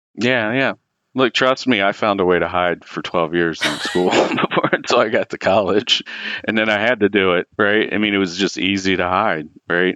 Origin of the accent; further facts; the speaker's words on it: Cincinnati, Ohio, United States; I grew up in Cincinnati and went to the University of Cincinnati, and I lived at home